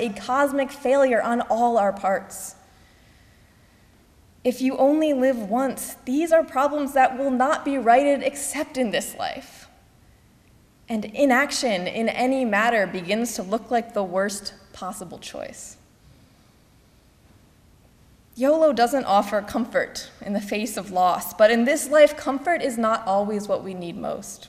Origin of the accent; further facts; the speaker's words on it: Missouri, United States; my home state of Missouri